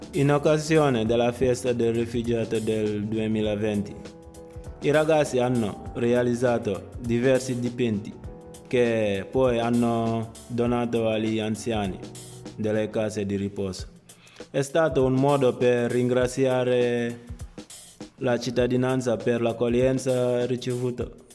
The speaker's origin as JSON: {"language": "Italian", "country": "Gambia", "second_language": "Italian", "moved": "yes", "lives_now": "Radusa, Italy", "said": "ho 21 anni, vengo dal Gambia"}